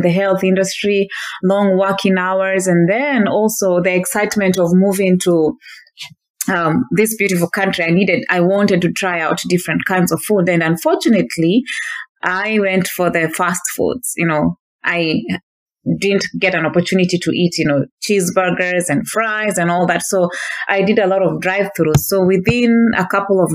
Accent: Kenya; moved away as an adult; now in Northern California, United States; I was born and raised in Kenya until the age of 26 in 2013

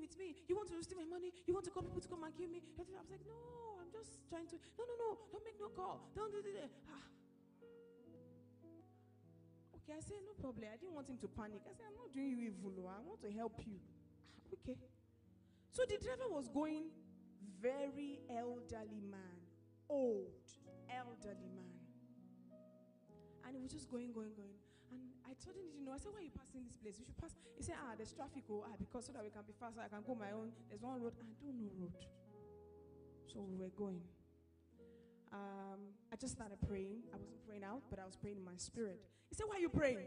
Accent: Lagos, Nigeria; I was born in Lagos

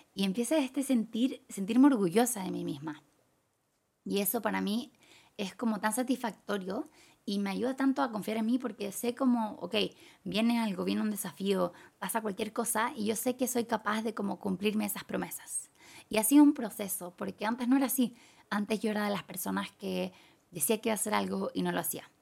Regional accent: Chile; moved away as an adult; now in Thailand; hace dos años me fui de Chile

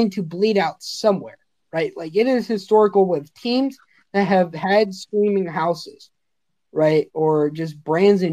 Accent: Los Angeles, California, United States; moved away; I'm originally from Los Angeles.

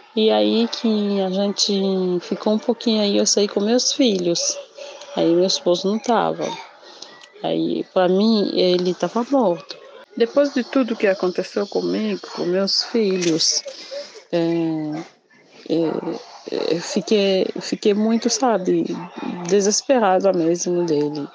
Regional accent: Kinshasa, DR Congo; Portuguese is a second language; moved away as an adult; now in Brazil; eu sou da capital de Kinshasa. É, sempre morei na capital

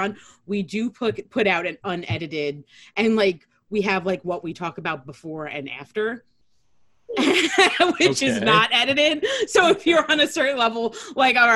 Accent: Long Island, New York, United States; accent: New York / Long Island; no one wants to hear my shitty New York accent

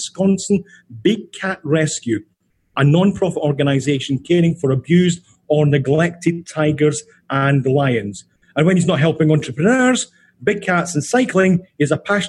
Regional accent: Scotland, United Kingdom; now in New York, United States

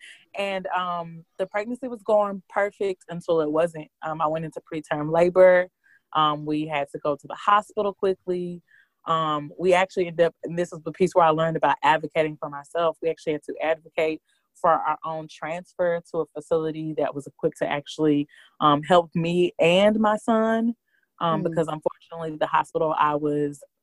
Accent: Houston, Texas, United States; moved away as an adult; also born or lived in New York; now in Atlanta, United States; I am originally from Houston, Texas, born and raised

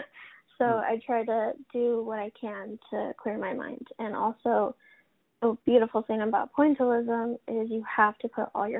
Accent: Colorado, United States; moved away as an adult; now in Oregon, United States; I was born and raised in Colorado. I was there until I was about 20, and I decided, with a few events that happened in Colorado, I decided to move to Oregon for a new start

